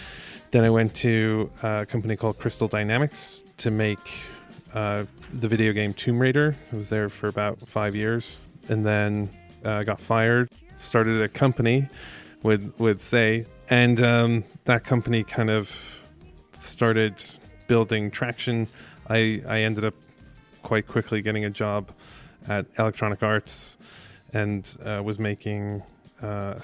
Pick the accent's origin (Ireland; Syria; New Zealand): Ireland; I grew up in Ireland.